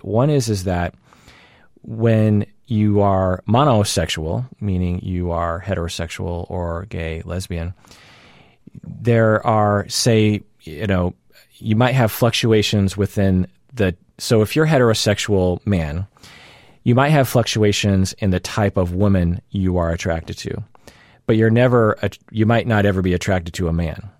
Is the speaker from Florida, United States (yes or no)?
no; Seattle, Washington, United States; accent: mainstream Seattle; my general code that I operate from. which I would characterize as, like, mainstream Seattle